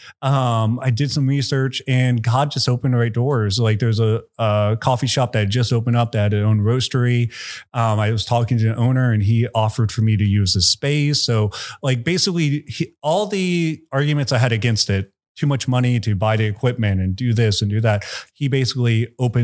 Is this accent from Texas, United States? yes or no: yes; Tomball, Texas, United States; I grew up in Tomball